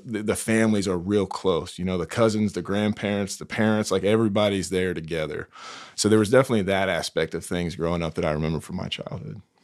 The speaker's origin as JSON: {"language": "English", "town": "Greenville", "region": "South Carolina", "country": "United States", "tie": "born or raised there", "moved": "as an adult", "said": "Greenville, South Carolina."}